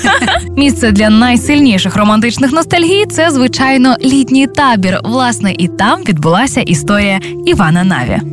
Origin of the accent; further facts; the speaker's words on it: Zaporizhzhia, Zaporizhzhia Oblast, Ukraine; моє рідне місто Запоріжжя